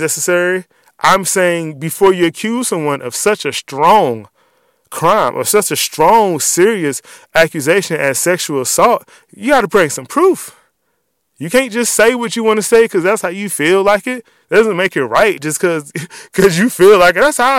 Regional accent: Washington, District of Columbia, United States; I grew up in Southeast D.C.

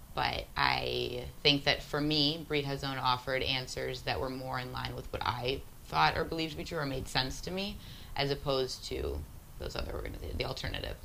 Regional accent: United States; as an American kid growing up in the suburbs

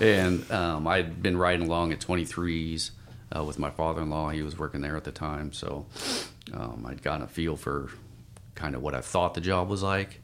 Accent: Spokane, Washington, United States; moved away as an adult; now in Portland, United States; I grew up in, uh, Spokane, Washington

